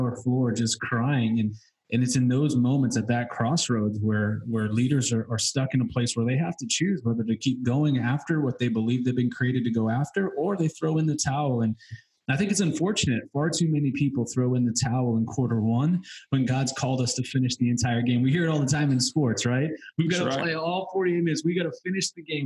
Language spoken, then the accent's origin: English; New England, United States; I'm from New England